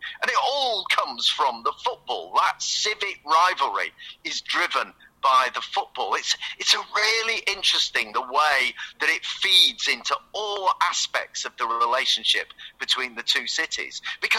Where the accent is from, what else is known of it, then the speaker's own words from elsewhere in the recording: Manchester, North West England, United Kingdom; now in Oxford, United Kingdom; people I grew up with in Manchester